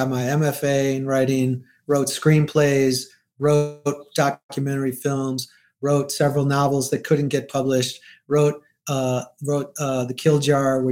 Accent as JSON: {"language": "English", "town": "Detroit", "region": "Michigan", "country": "United States", "tie": "born or raised there", "said": "the urban areas where I grew up in Detroit"}